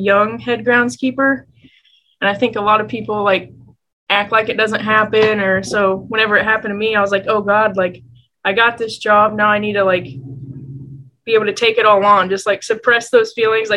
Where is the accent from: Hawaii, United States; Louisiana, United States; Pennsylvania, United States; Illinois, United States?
Illinois, United States; Assumption; moved away; I grew up in Assumption, Illinois, which is a really small ag town